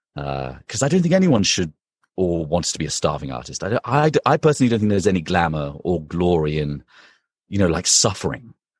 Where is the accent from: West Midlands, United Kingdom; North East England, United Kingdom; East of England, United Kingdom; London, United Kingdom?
London, United Kingdom; moved away as an adult; also born or lived in Princeton, United States / Los Angeles, United States; now in New York, United States; So I'm from London, from the U K, um, and I spent my entire childhood there and teenagehood, and then left when I was eighteen, nineteen to come to America for university.